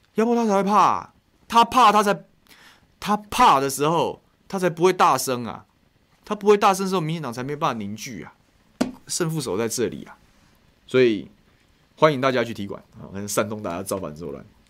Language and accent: Chinese; Taiwan; 以前我们吃，台湾人吃台湾米啊